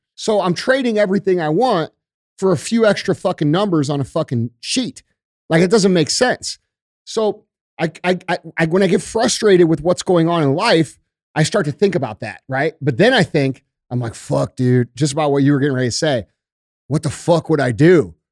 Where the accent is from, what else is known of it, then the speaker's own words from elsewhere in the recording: St. Louis, Missouri, United States; I grew up in the Melville School District. I went to fucking Vianney right up the street